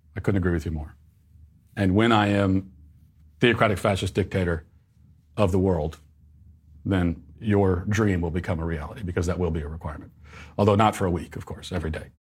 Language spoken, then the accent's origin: English; Virginia, United States; moved away; my home state of uh, Virginia